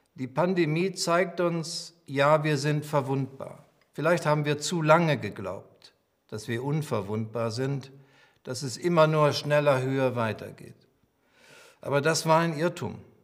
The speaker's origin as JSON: {"language": "German", "country": "Germany", "said": "sind wir Deutsche"}